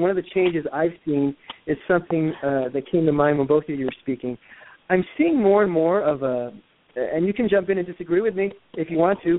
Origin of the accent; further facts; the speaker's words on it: New York, United States; moved away as an adult; also born or lived in Los Angeles; now in Connecticut, United States; I grew up in New York and the first 24 years of my life, and then the next 24 years I spent in Los Angeles, and then I moved back here to Connecticut in 2010